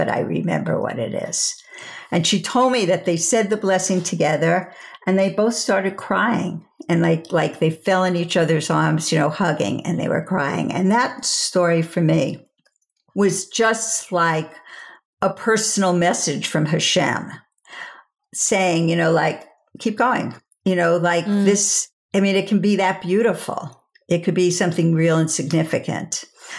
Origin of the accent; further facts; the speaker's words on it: Five Towns, Long Island, New York, United States; moved away as an adult; now in Los Angeles, United States; I said, Long Island.